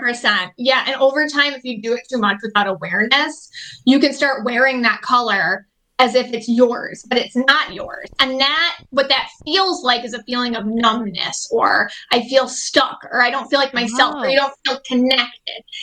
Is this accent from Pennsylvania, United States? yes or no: no; Buffalo, New York, United States; I'm from Buffalo, New York